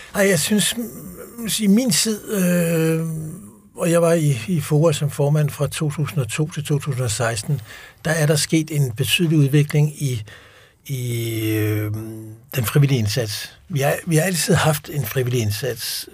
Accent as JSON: {"language": "Danish", "country": "Denmark", "said": "et fast udtryk, vi bruger ikke som danskere"}